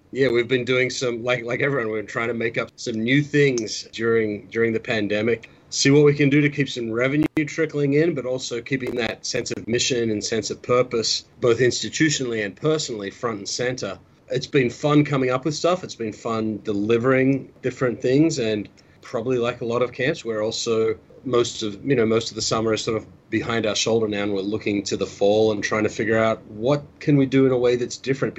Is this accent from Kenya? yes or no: no; Australia; I didn't even know that was in my lexicon, but wow, I'm more Australian than I thought.